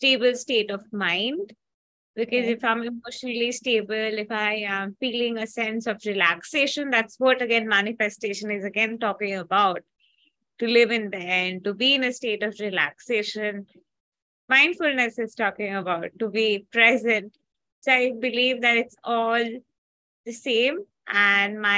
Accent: India; I'm from India

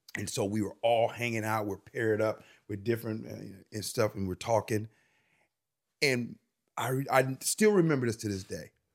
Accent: Chicago, Illinois, United States; I'm from Chicago

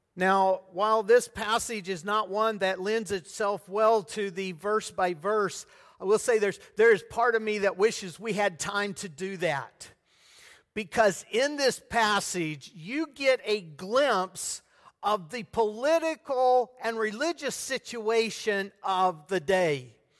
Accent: United States; now in Debrecen, Hungary; I am an American

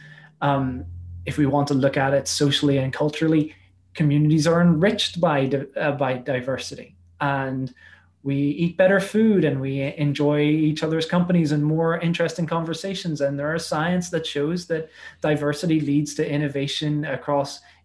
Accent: Belfast, Northern Ireland, United Kingdom; accent: Northern Irish; I spent most my schooling was mostly in Belfast

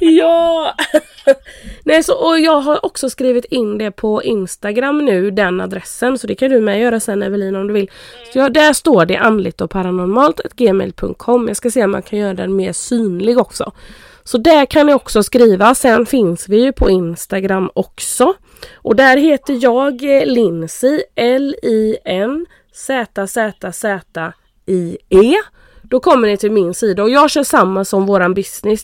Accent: Karl Gustav, Sweden; hemma i Carl Gustav i vårt hus när jag bodde i, nere i källaren sen när jag fixade mitt rum där

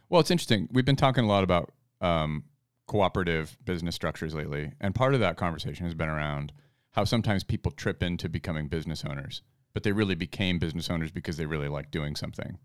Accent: Fairbanks, Alaska, United States; my hometown of Fairbanks

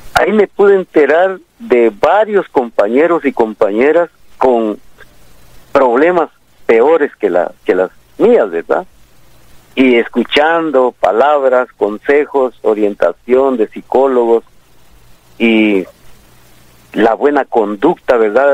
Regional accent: El Tumbador, San Marcos, Guatemala; now in Guatemala City, Guatemala; Yo soy del departamento de San Marcos

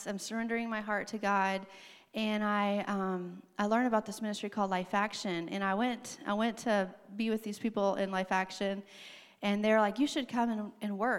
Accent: Arkansas, United States; moved away; I grew up in Arkansas

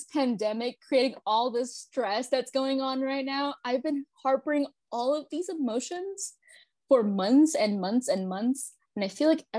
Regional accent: Los Angeles, California, United States; now in Texas, United States; Disclaimer, I'm from Los Angeles and I moved to Texas

